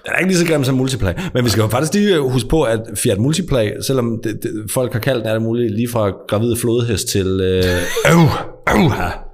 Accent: Als, Southern Denmark, Denmark; jeg er jo ikke jyde. Jeg er alsing

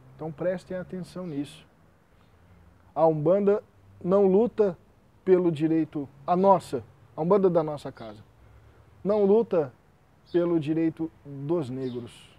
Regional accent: Brazil; Eu, como brasileiro

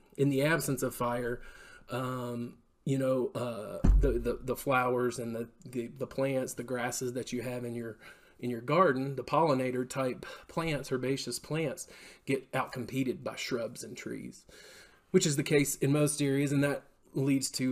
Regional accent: Knoxville, Tennessee, United States; moved away as an adult; also born or lived in New England / Missouri; grew up in Knoxville, went over to UT and studied zoology.

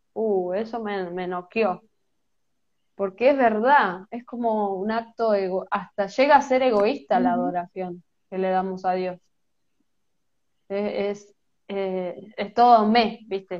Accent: Merlo, Buenos Aires Province, Argentina; soy de Buenos Aires, Argentina, eh, de una ciudad que se llama Merlo, no estoy en la capital

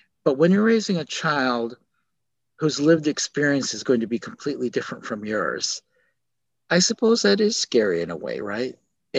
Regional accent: South Korea; born there; Yeah, I was born in Korea.

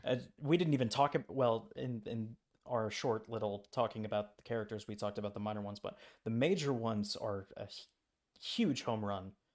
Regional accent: United States; I'm an American tourist abroad

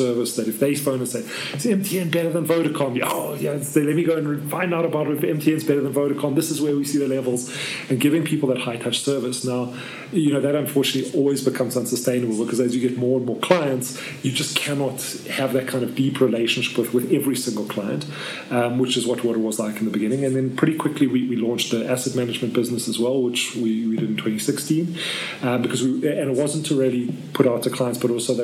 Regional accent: South Africa; I'm South African through and through. I have only a South African passport

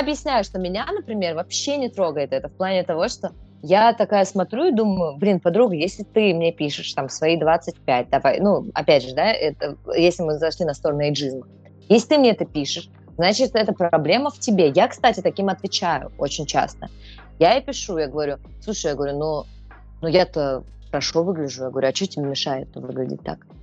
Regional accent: Podolsk, Moscow Oblast, Russia; родилась в Подмосковье, в Подольске

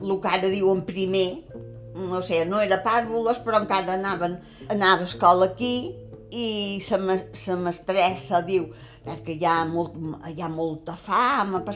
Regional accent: Mahón, Balearic Islands, Spain; born there; A Mó, dins un soterrani. I aquí va començar les peripècies meves dins la guerra, estava quasi acabant, però dins la guerra.

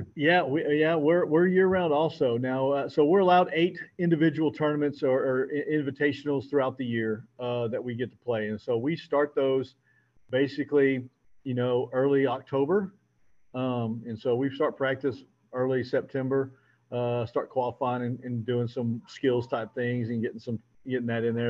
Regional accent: San Antonio, Texas, United States; moved away as an adult; now in Houston, United States; I was raised in San Antonio.

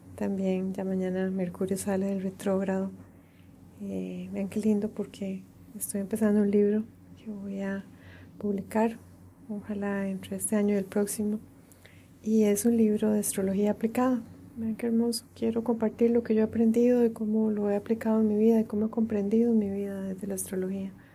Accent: Costa Rica; moved away as an adult; el exilio de mi país de origen, Costa Rica

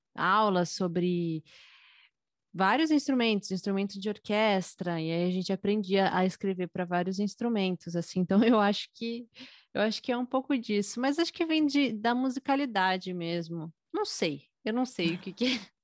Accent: São Paulo, Brazil; eu tenho 24 anos, sou de São Paulo.

